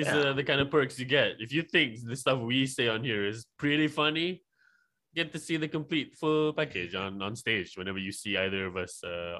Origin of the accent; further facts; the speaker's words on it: Malaysia; I'm from Malaysia.